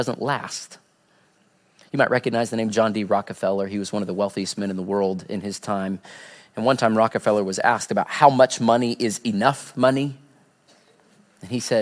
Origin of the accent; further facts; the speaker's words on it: Southwest Missouri, United States; growing up in Southwest Missouri